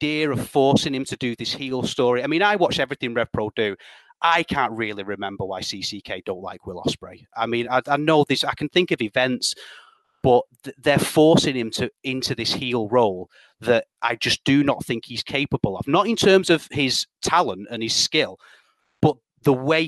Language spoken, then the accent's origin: English; United Kingdom; I'm British